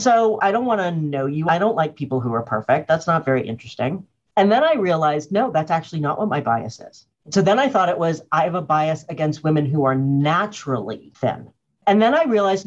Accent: Cambridge, Massachusetts, United States; I didn't grow up in Boston. I grew up in Cambridge

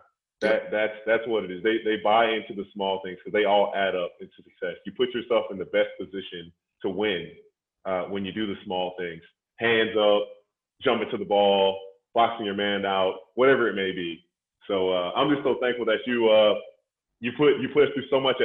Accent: Jacksonville, Florida, United States; I'm coming from Jacksonville.

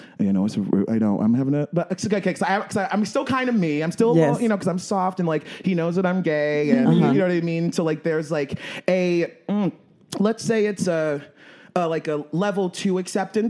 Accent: Baltimore, Maryland, United States; moved away; being 7 years old, like in Baltimore

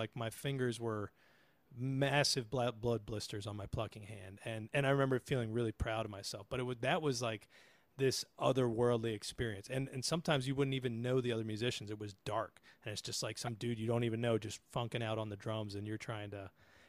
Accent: Delaware, United States; moved away as an adult; now in Maryland, United States; I'm originally from Delaware. I've lived in Maryland for 20 years now, or just about 20 years.

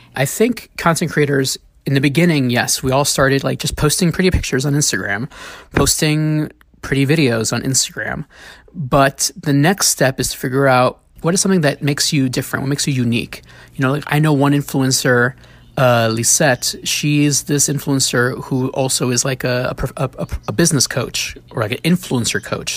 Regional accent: New York City, New York, United States; as a kid growing up in the Bronx

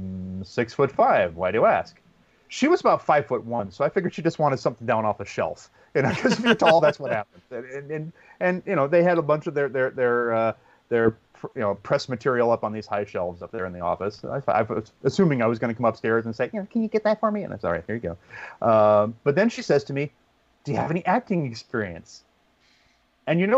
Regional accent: Pacifica, California, United States; I had this cable access TV station in my hometown of Pacifica, California

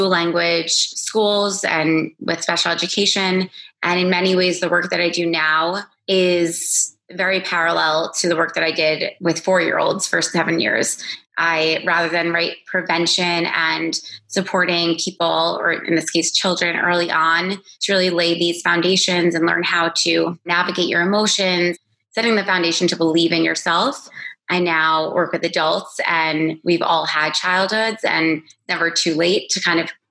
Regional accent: Roslyn, New York, United States; now in Los Angeles, United States; I grew up in Roslyn, New York, in Long Island, and I currently live in Los Angeles, California

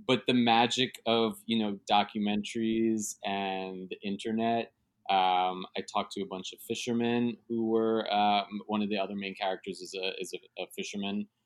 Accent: New York City, New York, United States; born and raised in New York City and I live in Midtown

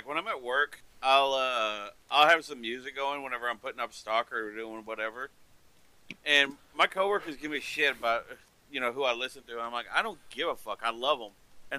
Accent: Texas Panhandle, United States; I was born in the Texas Panhandle and they. Nothing but country around.

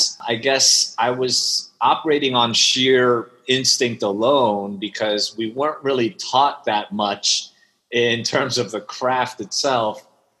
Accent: New York, United States; English is a second language; also born or lived in Shanghai, China; I actually spent my first 8 years in Shanghai. Okay. And moved to Queens when I was just a few days shy of eight, and had to learn English. And then it's been growing up in New York since then.

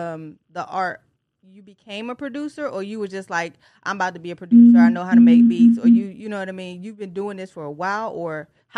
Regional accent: Tennessee area, United States; also born or lived in Detroit, Michigan; I was raised in the Tennessee area, but I'm from Detroit.

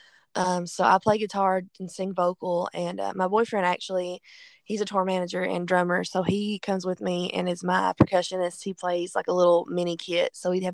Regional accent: Kentucky, United States; I'm from Kentucky and we drink a lot of bourbon, you know, in Kentucky

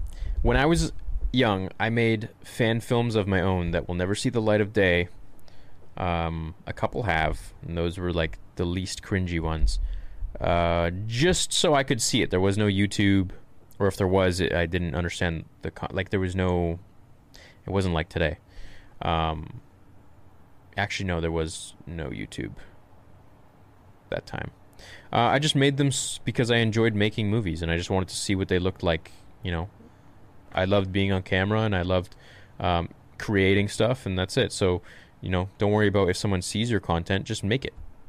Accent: Romania; English is a second language; I'm from Romania.

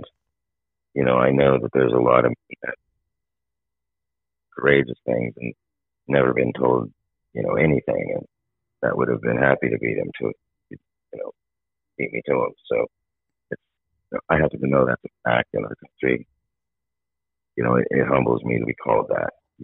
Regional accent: Topeka, Kansas, United States; Her and I are both from Topeka

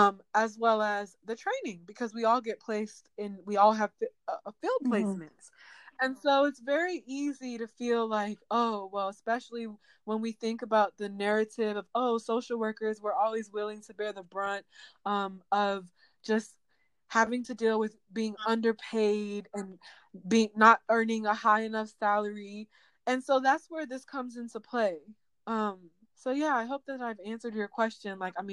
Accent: Nigeria; I'm Nigerian. So for me, culturally, I mean, we have thick skin, we're tough.

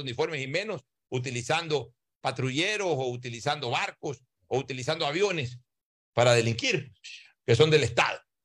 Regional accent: Ecuador; somos los ecuatorianos

